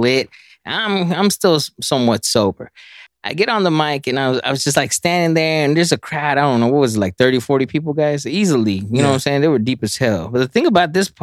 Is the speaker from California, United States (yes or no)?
no; Dallas, Texas, United States; I'm from North Dallas